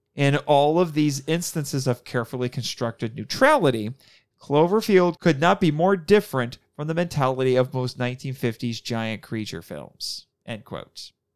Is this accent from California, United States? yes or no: no; Indiana, United States; I'm from Indiana